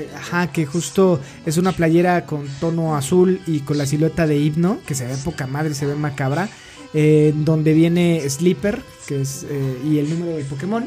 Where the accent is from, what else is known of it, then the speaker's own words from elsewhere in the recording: Mexico; disfrutamos nosotros como mexicanos